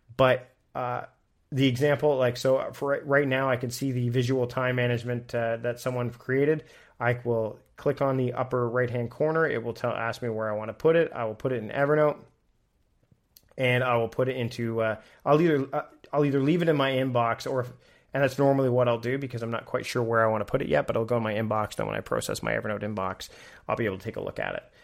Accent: Canada; being Canadian

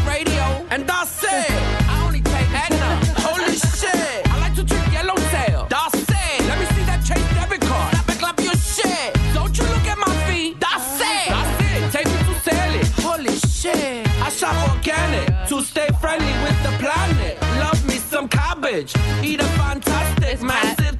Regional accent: New York City, New York, United States; Lower East Side, New York City.

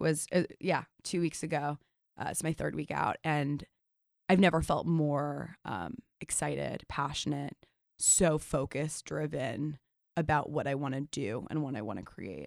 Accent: New York City, New York, United States; I'm born and raised in New York City

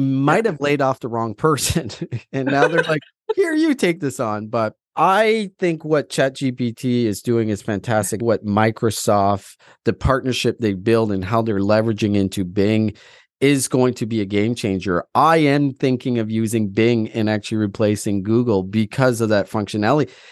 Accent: Atlantic Canada, Canada; moved away; also born or lived in Alberta / Ontario; I'm from Atlantic Canada and I moved out

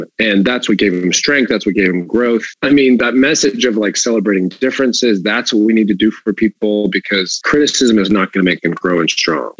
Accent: the South, United States; I grew up in the South where, football was pretty much a religion.

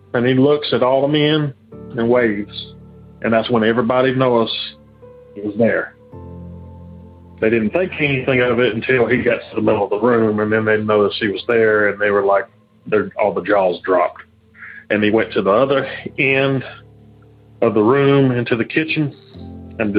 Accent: Alabama, United States; I'm from Alabama

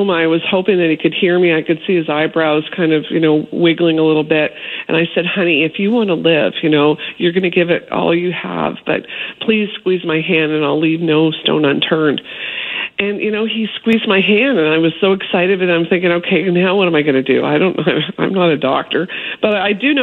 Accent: Toronto, Ontario, Canada; I grew up in Toronto

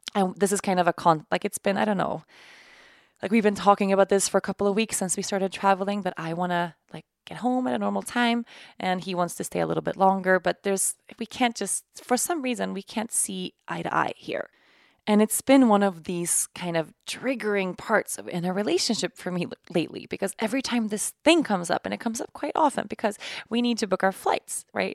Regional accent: Sweden; moved away; my home country of Sweden

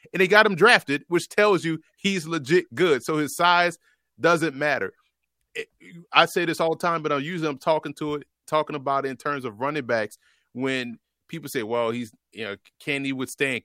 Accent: New Orleans, Louisiana, United States; moved away; my hometown, New Orleans, Louisiana

